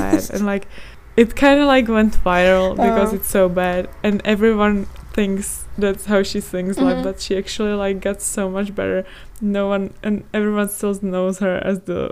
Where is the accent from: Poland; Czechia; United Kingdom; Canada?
Czechia; I'm from the Czech Republic